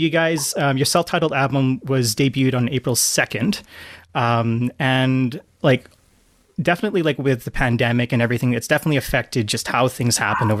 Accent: Canada; And as a Canadian, like, there's that Canadian connection.

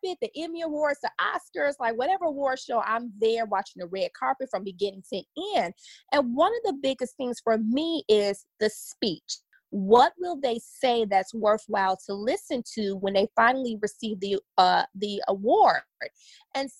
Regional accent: Chicago, Illinois, United States; also born or lived in Los Angeles, California / Oxnard, California; now in Dallas, United States; I'm originally from Chicago on the South Side

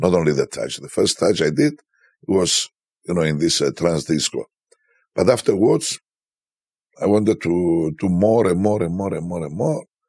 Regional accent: Cyprus; Where are you from? And I say, Cyprus

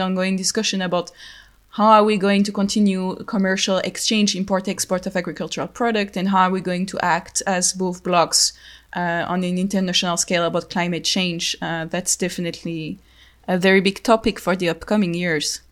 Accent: France; accent: French; English is a second language; as you can hear to my accent, I'm French

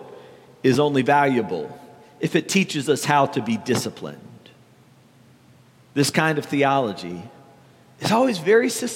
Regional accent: the South, United States; growing up in the South

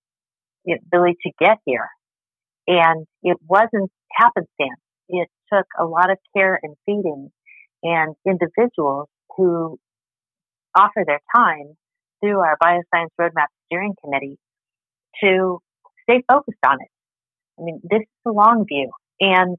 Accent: Colorado, United States; now in Arizona, United States; I'm from Colorado originally.

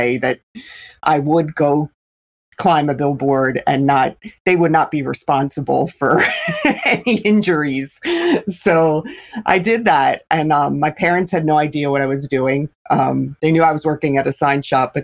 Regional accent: Philadelphia, Pennsylvania, United States; I grew up in Philadelphia and was in the inner city in Philly

